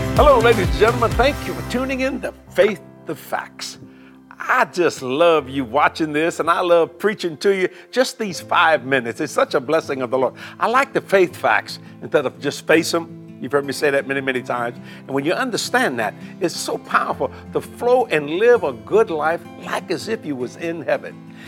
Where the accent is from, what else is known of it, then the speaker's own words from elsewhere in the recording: United States; I'm an American